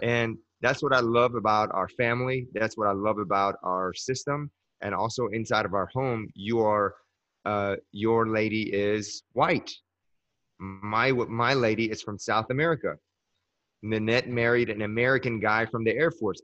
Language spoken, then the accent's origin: English; Iran; moved away; And I'm from the Middle East. I'm from Iran.